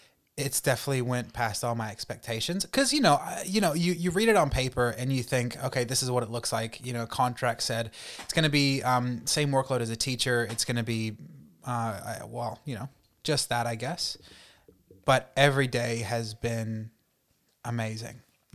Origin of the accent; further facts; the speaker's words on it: North Carolina, United States; born there; I was born in North Carolina, raised in a very Christian home.